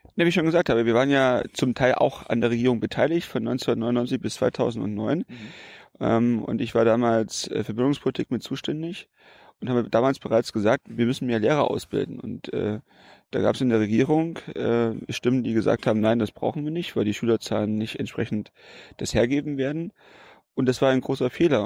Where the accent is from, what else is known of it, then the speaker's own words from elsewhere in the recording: Brandenburg, Germany; 44 Jahre, mhm wohne ich äh, in Brandenburg. Damals äh, war es natürlich nicht Brandenburg, wo ich aufgewachsen bin. Da gab es noch die DDR